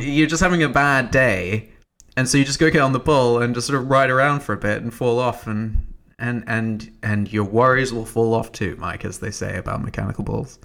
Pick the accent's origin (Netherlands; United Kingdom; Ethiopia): United Kingdom